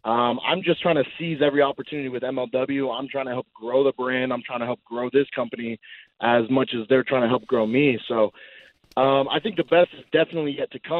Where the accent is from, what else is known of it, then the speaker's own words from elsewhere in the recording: Glendale, Arizona, United States; I'm actually from Arizona